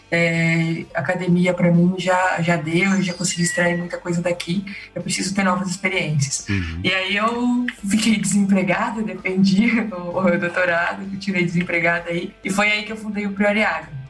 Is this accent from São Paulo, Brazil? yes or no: yes; Monte Alto, São Paulo, Brazil; Eu nasci em Monte Alto, no interior de São Paulo, uma cidade ali do lado de Jaboticabal